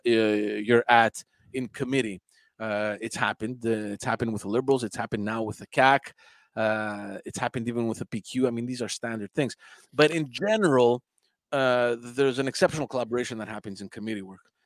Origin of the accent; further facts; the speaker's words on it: Montreal, Quebec, Canada; also born or lived in Greece; we knew each other from from Park X, from growing up in Park X